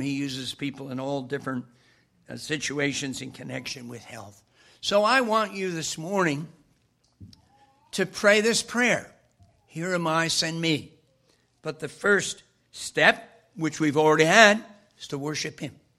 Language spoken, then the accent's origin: English; Wyckoff, New Jersey, United States; my hometown of Wyckoff, Cornerstone Church